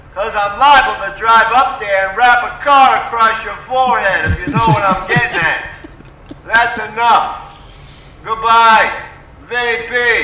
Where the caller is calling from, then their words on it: Brooklyn, New York, United States; I'm calling in from Brooklyn.